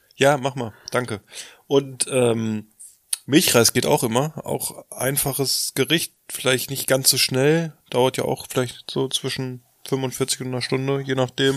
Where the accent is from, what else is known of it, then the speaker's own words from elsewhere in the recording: Lower Saxony, Germany; bei uns in Niedersachsen